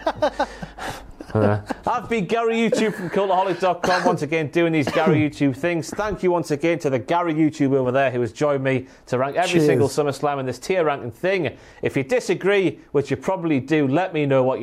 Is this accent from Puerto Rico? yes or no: no; England, United Kingdom; We're English.